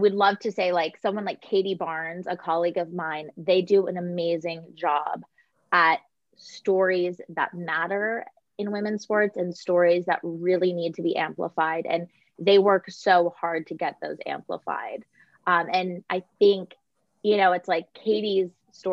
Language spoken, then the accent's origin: English; California, United States; moved away as an adult; also born or lived in Connecticut; I grew up in California. I played college golf in California.